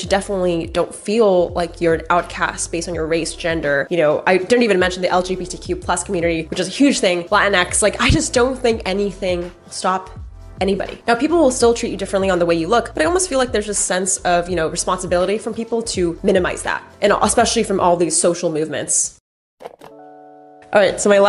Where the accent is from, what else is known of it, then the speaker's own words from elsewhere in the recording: United States; I'm Asian American